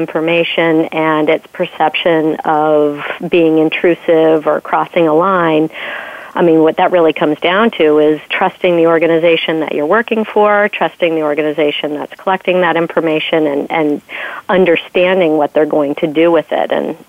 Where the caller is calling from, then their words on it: Westborough, Massachusetts, United States; I am calling from Westboro, Massachusetts